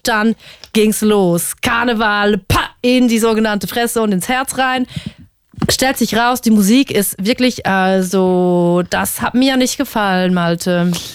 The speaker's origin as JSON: {"language": "German", "country": "Switzerland", "moved": "as an adult", "lives_now": "Germany", "said": "ich komme aus der Schweiz"}